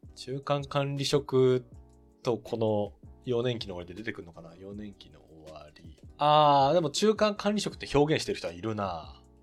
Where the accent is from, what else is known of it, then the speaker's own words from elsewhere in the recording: Nagano, Japan; 私長野生まれ